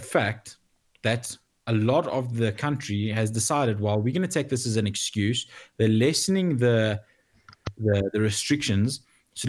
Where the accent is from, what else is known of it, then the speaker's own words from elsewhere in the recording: South Africa; as a South African